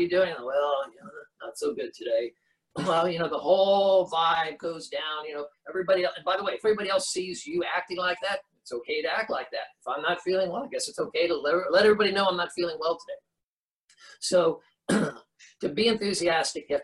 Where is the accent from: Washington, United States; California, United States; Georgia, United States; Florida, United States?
Florida, United States; Orlando; I grew up in Orlando.